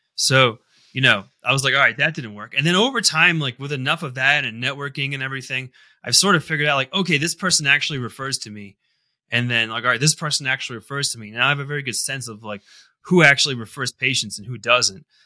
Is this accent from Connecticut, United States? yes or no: yes; Connecticut, United States; moved away as an adult; now in Colorado, United States; I grew up in the Northeast in Connecticut, kind of tri-state area.